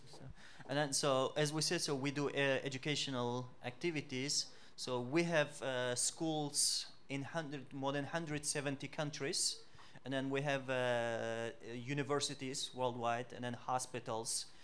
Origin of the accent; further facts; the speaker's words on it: Uzbekistan; English is a second language; moved away as an adult; also born or lived in United States / Nigeria / Indonesia / Turkey; now in Dominican Republic; Originally, originalmente nosotros de Uzbekistán. From Uzbekistan